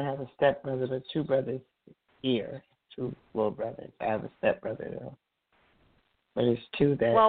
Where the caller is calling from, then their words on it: New Jersey, United States; I'm calling from New Jersey.